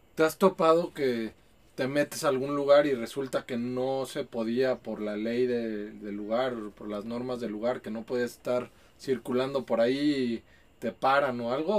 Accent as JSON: {"language": "Spanish", "region": "Mexico City", "country": "Mexico", "moved": "as an adult", "lives_now": "Guadalajara, Mexico", "said": "Yo soy de, Ciudad de México"}